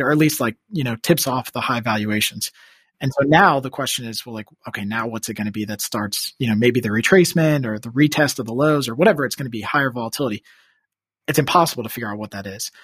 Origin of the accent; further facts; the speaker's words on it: Washington, District of Columbia, United States; also born or lived in New York; D C, where I'm originally from. I guess I grew up outside Northern Virginia in D C